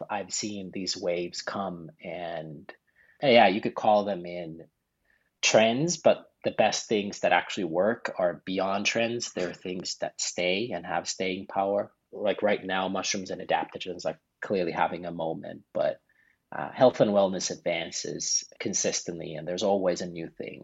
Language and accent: English; Finland; moved away; also born or lived in Paris, France; I'm originally from Finland. So I'm a 13th generation family farmer. So I grew up on a farm